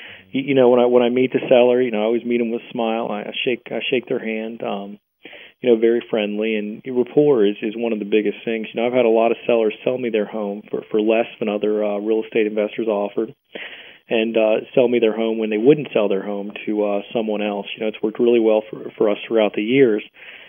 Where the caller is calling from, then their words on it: Hagerstown, Maryland, United States; I'm calling from Hagerstown, Maryland.